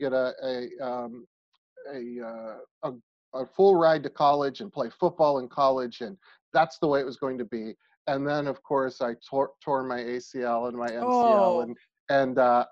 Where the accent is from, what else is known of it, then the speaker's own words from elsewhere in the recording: Niles, Ohio, United States; also born or lived in Columbus, Ohio; I grew up in Niles, Ohio, near Youngstown